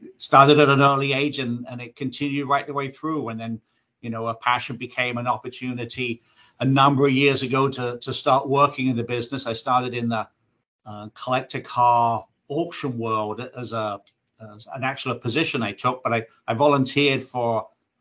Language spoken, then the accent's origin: English; England, United Kingdom; As a kid growing up in England